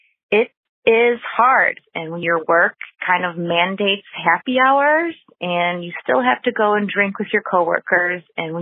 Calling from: Madison, Wisconsin, United States; I'm calling from Madison, Wisconsin.

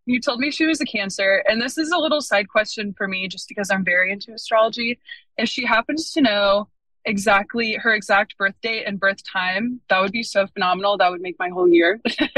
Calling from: Pensacola, Florida, United States; But I am calling from Pensacola, Florida.

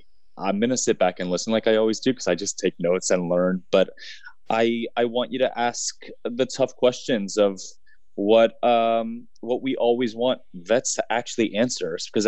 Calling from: New York City, New York, United States; Hi there, I'm joining you from New York City today.

